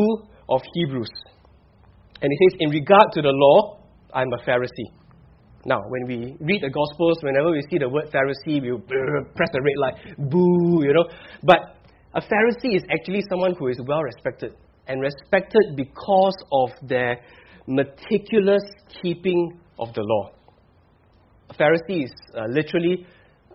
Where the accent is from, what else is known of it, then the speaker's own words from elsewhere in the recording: Singapore; for us as Singaporean here